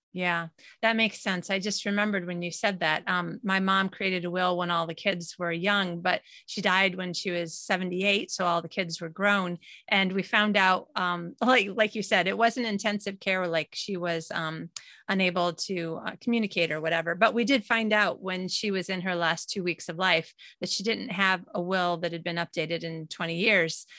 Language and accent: English; United States; moved away as an adult; now in Sweden; I'm an American citizen, but living in Sweden. All of my family is in the U S.